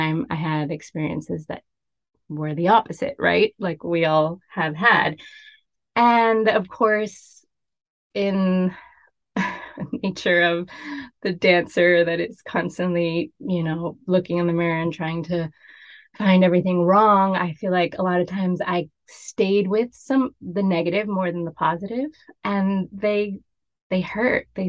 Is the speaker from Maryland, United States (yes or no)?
no; Miami, Florida, United States; I was really fortunate growing up in Miami. My career just sort of unfolded because it was my home